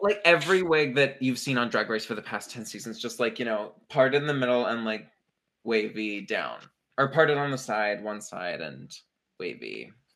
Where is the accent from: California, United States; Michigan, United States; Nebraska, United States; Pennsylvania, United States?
Pennsylvania, United States; Pittsburgh; moved away; also born or lived in New York; we're from Pittsburgh